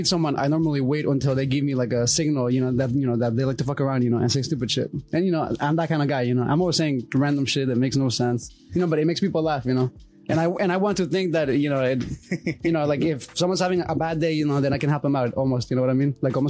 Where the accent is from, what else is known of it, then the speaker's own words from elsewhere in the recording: Honduras; I'm 25 years old. I'm from Honduras. I work as an electrician